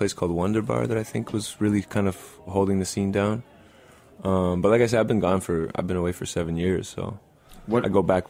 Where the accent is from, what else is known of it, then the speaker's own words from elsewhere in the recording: Edmonton, Alberta, Canada; I grew up in kind of the punk scene out there.